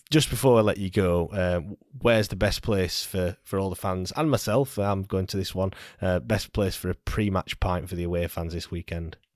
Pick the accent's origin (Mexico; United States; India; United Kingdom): United Kingdom; Sheffield, Yorkshire and the Humber; We know, I know we're from Sheffield, but you know we've still